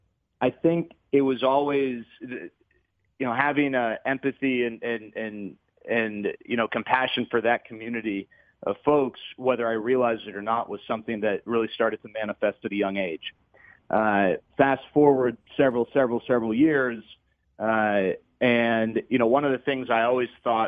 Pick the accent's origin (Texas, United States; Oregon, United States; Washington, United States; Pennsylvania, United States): Texas, United States; Dallas; I grew up in Dallas